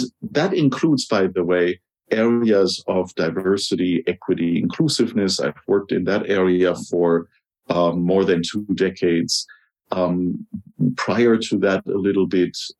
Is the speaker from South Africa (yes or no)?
no; Germany; English is a second language; I'm from Germany. I grew up in Germany